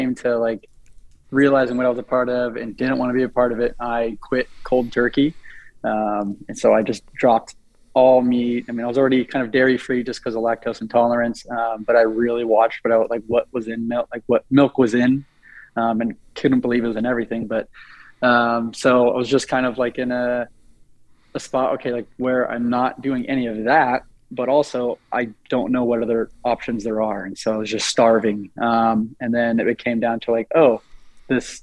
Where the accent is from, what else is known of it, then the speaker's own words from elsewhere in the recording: Eugene, Oregon, United States; I'm from Eugene, Oregon